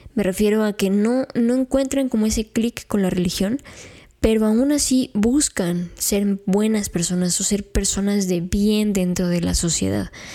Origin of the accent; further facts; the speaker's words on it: Mexico; conforme vamos creciendo como mexicanos